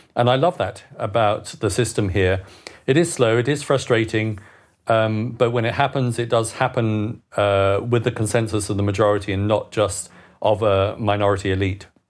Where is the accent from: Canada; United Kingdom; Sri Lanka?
United Kingdom; moved away as an adult; now in Bern, Switzerland; a Brit living abroad